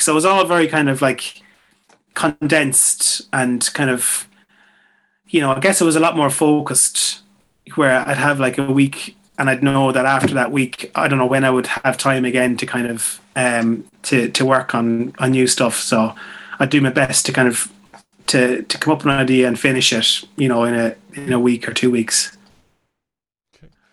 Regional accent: Mayo, Connacht, Ireland; moved away; people that I grew up with back in Mayo

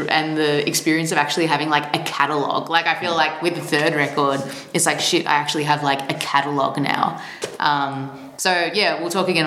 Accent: Melbourne, Victoria, Australia; Mm-hmm. I'm from Melbourne, Australia.

